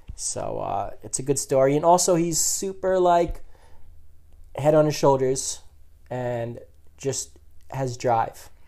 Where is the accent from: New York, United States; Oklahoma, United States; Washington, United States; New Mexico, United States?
New York, United States; we're from New York. We're Met fans